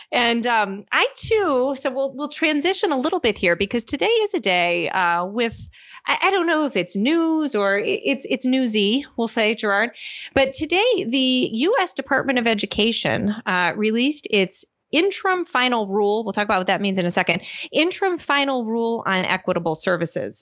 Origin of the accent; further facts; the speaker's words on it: Michigan, United States; moved away; I'm here in my home state of Michigan